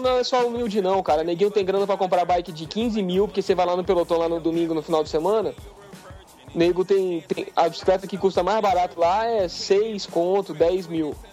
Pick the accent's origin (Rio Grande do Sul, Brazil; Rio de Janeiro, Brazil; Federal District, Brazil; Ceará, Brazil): Federal District, Brazil; Brasília; a gente é de Brasília